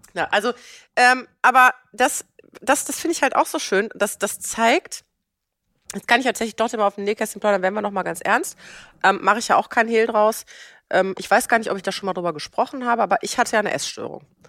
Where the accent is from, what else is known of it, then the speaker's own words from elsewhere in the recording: Germany; ich bin in Deutschland geboren, in einer gut situierten Lehrerfamilie